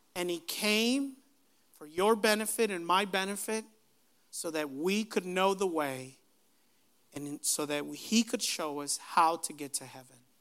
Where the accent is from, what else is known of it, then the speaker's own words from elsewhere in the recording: Aguascalientes, Mexico; we were all born in the city of Aguascalientes, Mexico